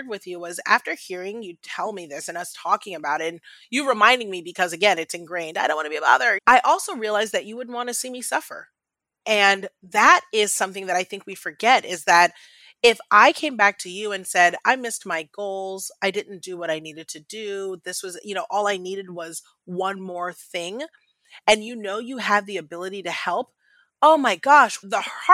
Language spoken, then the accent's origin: English; United States; an African girl growing up in America